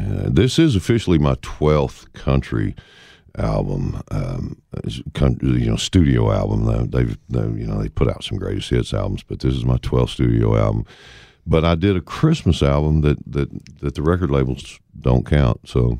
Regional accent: the South, United States; Growing up in the South

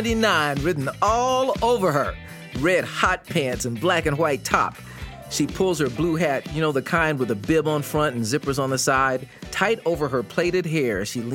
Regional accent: Tulsa, Oklahoma, United States; I grew up in Tulsa, Oklahoma

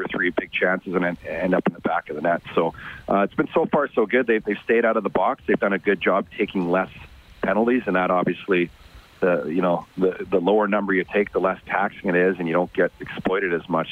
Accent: Red Deer, Alberta, Canada; I grew up in Red Deer

